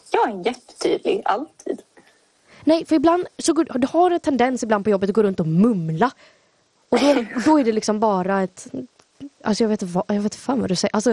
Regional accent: Sweden; accent: mix of Scanian and Småland dialects; Jag tycker mer att jag har en blandning mellan skånska och småländska. Alltså, och att min skånska inte är så grov.

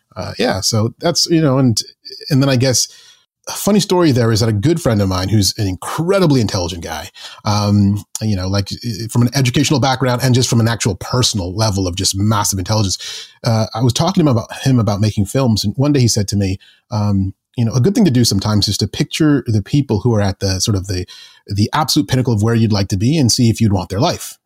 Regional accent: Zambia; moved away; also born or lived in England / Canada; my dad got a job in Zambia in Central Africa. And sort of, I sort of grew up there

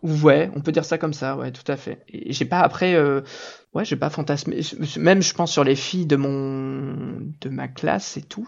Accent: Normandy, France; je viens de Normandie

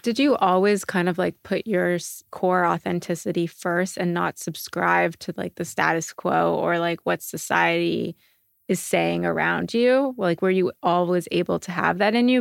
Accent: Montreal, Quebec, Canada; now in New York, United States; I'm from Montreal originally and I grew up where you walk on the street and everyone says, "Good morning,"

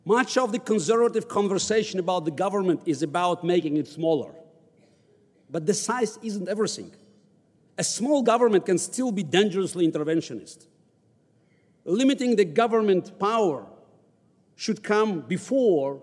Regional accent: Baku, Azerbaijan; now in United States; I was born in the Deep South of the USSR in the capital of Azerbaijan, Baku, right next to the Republic of Georgia.

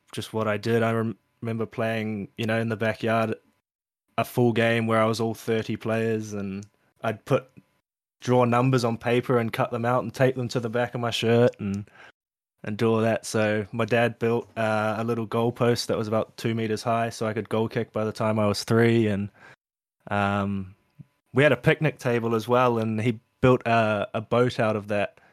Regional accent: Auckland, New Zealand; moved away as an adult; now in Queensland, Australia; I was born in New Zealand, um, in Auckland, and m, parents were sailors

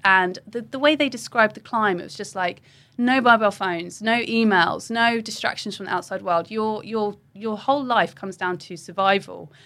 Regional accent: Wokingham, South East England, United Kingdom; I grew up in Wokingham

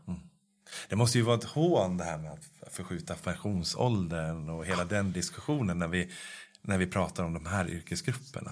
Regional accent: Norrsund, Sweden; moved away; min barndom och min uppväxt i Norrsund

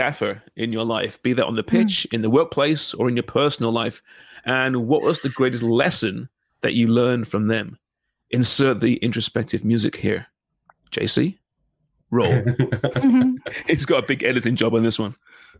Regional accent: Canada; because I'm a Canadian soccer reporter.

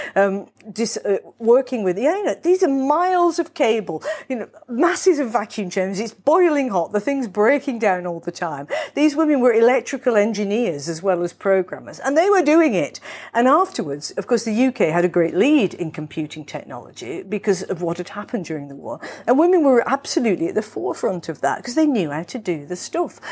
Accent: Manchester, North West England, United Kingdom; now in London, United Kingdom; I was born in Manchester

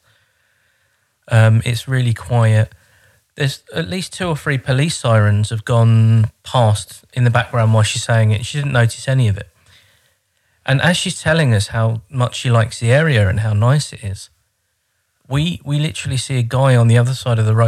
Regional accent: Croydon, London, United Kingdom; moved away as an adult; now in Horten, Norway; I'm English from Croydon

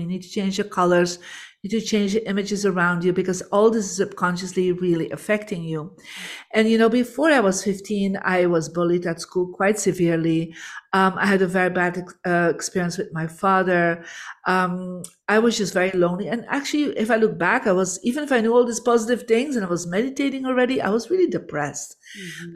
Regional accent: Belgium; I'm from Belgium, born in a Catholic family.

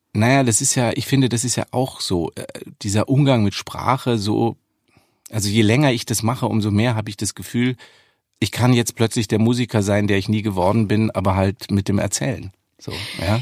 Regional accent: Munich, Bavaria, Germany; ich komme aus München, auch wenn man das nicht so deutlich hört

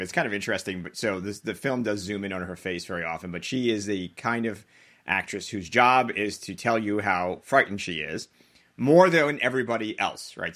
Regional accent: Long Island, New York, United States; I grew up on Long Island

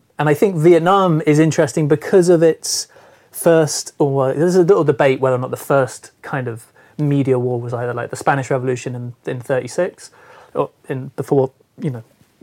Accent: Cornwall, South West England, United Kingdom; I'm from Cornwall, from the West Country, and I grew up there

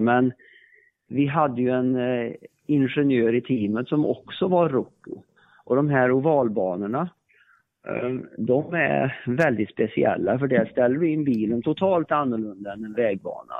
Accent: Värmland, Sweden; Jag kommer ju från Värmland

